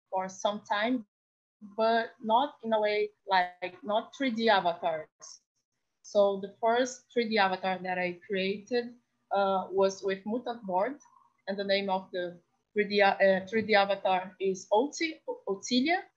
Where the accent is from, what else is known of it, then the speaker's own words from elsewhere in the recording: Rio de Janeiro, Brazil; I'm from Brazil, Rio de Janeiro, and I'm a, an artist, multimedia artist and designer